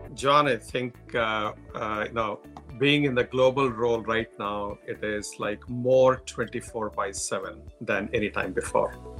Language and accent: English; India; accent: Indian; moved away; coming from India, with my strong Indian accent